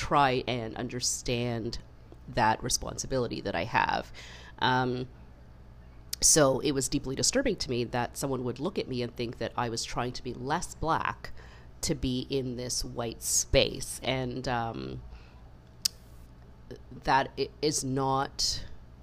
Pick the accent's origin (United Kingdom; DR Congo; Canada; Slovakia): Canada; I was born in Canada, I grew up in Canada, to immigrant parents